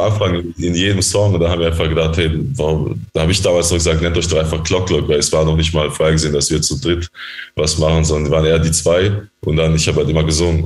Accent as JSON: {"language": "German", "country": "Germany", "tie": "born or raised there", "said": "wir sind ja in Deutschland aufgewachsen"}